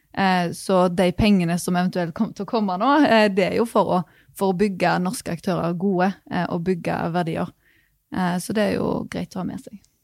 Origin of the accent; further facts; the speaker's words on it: Rogaland, Norway; Jeg er jo fra Rogaland, eh, oljefylke